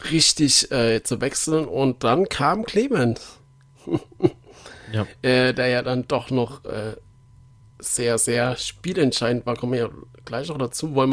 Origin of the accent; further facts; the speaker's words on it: Nuremberg, Bavaria, Germany; Ja, gerade gerade als Nürnberger interessiert, ist ja dann schon interessant, warum hat er jetzt das rot gegeben.